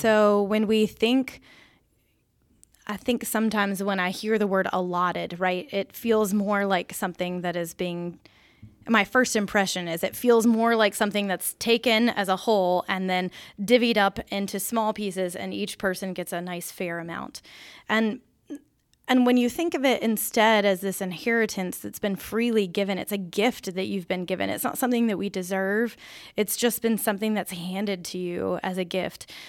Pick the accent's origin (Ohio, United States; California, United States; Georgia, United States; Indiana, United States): Georgia, United States; Peachtree City; moved away; I'm from Peachtree City